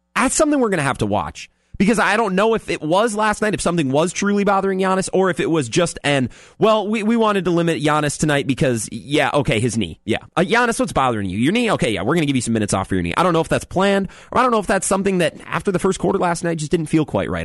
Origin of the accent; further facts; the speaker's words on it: Eau Claire, Wisconsin, United States; I grew up in Eau Claire